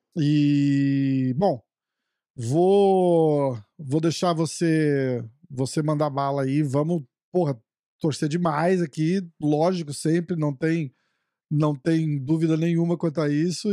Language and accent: Portuguese; Brazil; eu sou brasileiro